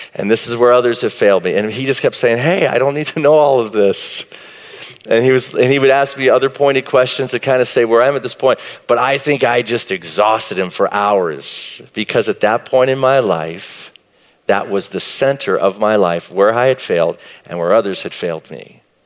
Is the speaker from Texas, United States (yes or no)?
yes; Marshall, Texas, United States; I grew up in East Texas, Marshall, Texas, a little town south of Texarkana